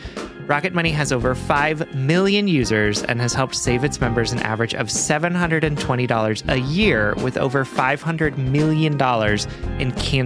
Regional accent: Deep South, United States; born or raised there

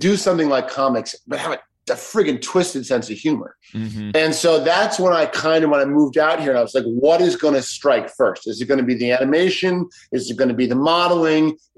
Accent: Chicago, Illinois, United States; when I was growing up in Chicago

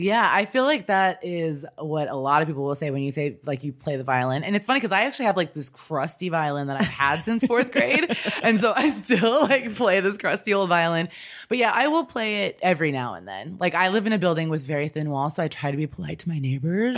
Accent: Kansas City, United States; moved away as an adult; also born or lived in Chicago / Los Angeles / New York; I'm originally from Kansas City. I just grew up there and lived there for my life until I was out of school

